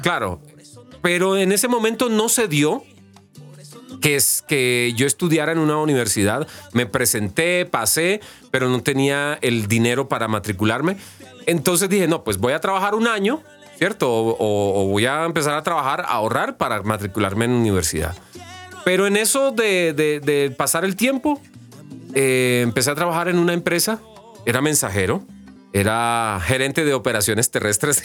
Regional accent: Colombia; me identifican a mí como colombiano, de dónde vengo

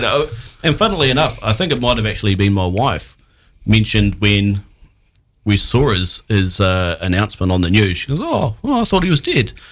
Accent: New Zealand; as a New Zealander

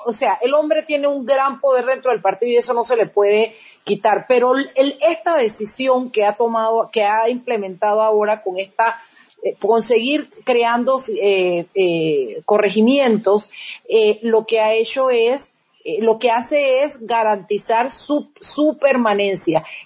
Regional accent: Panama; somos los panameños

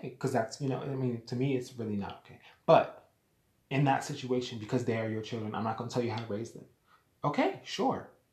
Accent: United States; also born or lived in Jamaica; I'm American. I was born here in America. My ethnicity, however, I'm Jamaican. My family is Jamaican

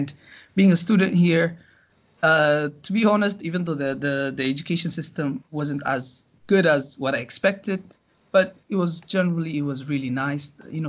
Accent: Tigray, Ethiopia; also born or lived in Addis Ababa, Ethiopia; now in China; So I lived in a couple places. I'm originally from the northern state of Tigray in Ethiopia, but I've lived half of my life in the capital as well, Addis Ababa.

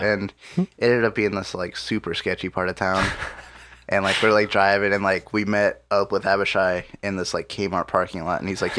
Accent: Ohio, United States; I'm from Ohio.

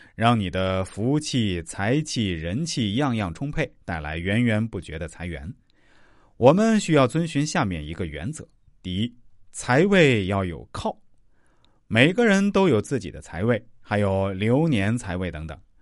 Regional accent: China; 我们中国人

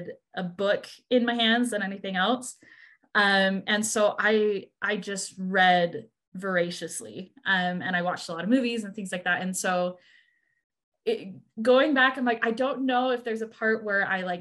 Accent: Washington, United States; I did most of my growing up in Washington

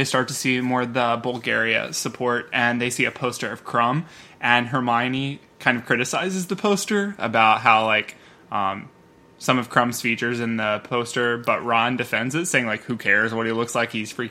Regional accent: Ireland; because Ireland is playing, and I am Irish, so, like, I get such a swell of pride, like, seeing all this, and I want to be there even more.

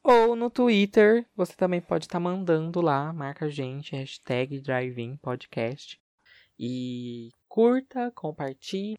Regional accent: Barretos, São Paulo, Brazil; moved away as an adult; now in São José do Rio Preto, Brazil; eu sou de Barretos terra do peão, e moro em Rio Preto já faz um bom tempo.

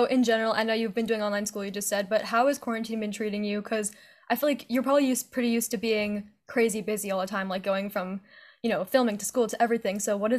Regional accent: East Coast around New York, United States; We're from the East Coast around New York.

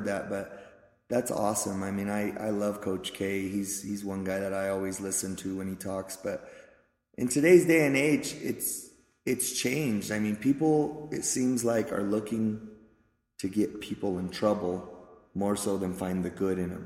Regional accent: Pueblo, Colorado, United States; I was born in Pueblo's East Side, okay, which is a rough part of town for those of you that don't know. I was poor, grew up poor, went to East High School

